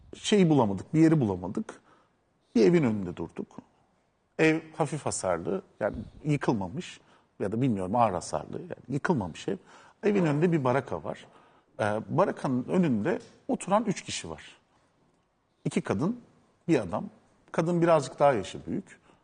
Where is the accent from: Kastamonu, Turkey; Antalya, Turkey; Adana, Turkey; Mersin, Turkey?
Adana, Turkey; moved away; Ben o toprakların çocuğuyum. Ben Adanalıyım.